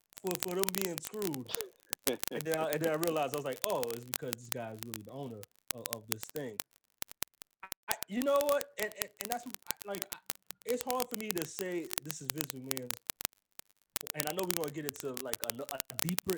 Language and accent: English; New York, United States; I'm from New York